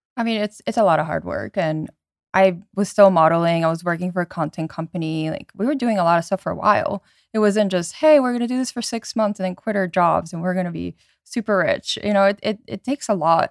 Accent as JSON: {"language": "English", "region": "around New York", "country": "United States", "tie": "born or raised there", "said": "I grew up around New York"}